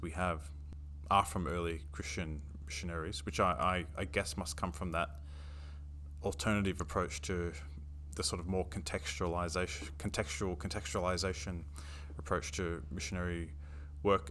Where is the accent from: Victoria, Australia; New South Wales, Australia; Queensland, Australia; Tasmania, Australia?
New South Wales, Australia; Sydney; I was born in Sydney